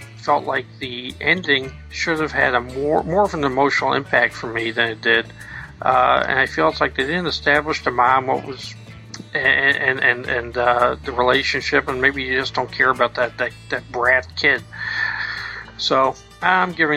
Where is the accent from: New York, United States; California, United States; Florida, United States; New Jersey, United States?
New York, United States; New York City; I grew up in Brooklyn